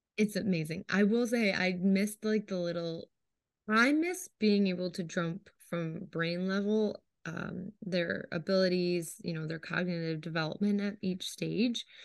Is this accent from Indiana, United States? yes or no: no; Syracuse, New York, United States; we are from Syracuse, it's where I studied